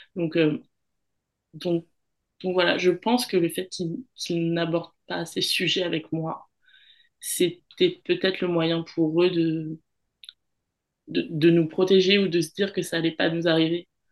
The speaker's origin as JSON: {"language": "French", "country": "France", "tie": "born or raised there", "moved": "as an adult", "lives_now": "Australia", "said": "je suis française parce que j'ai grandi en France hexagonale, mais je suis aussi, euh, walisienne"}